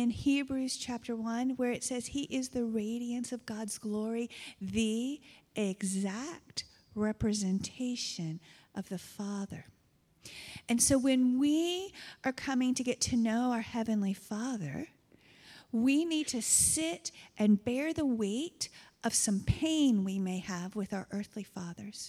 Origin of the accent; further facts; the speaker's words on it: United States; now in Canada; I come from a region of the United States, and when I have my accent shows up